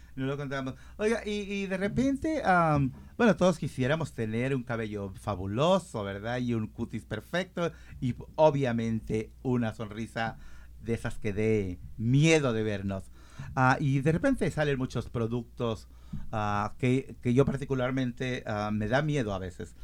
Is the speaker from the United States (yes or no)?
no; Mexico; moved away; Yo soy de México